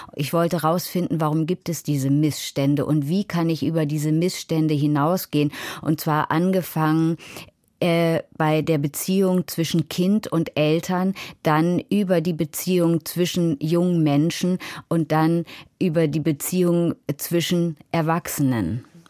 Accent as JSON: {"language": "German", "town": "Hanover", "region": "Lower Saxony", "country": "Germany", "tie": "born or raised there", "said": "ich bin in Hannover aufgewachsen"}